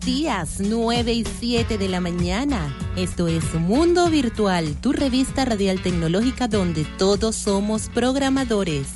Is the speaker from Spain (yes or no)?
no; Venezuela; somos los venezolanos pachangueros